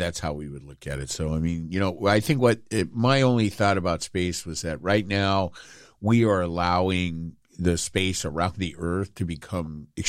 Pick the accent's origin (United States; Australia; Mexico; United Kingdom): United Kingdom; I'm British.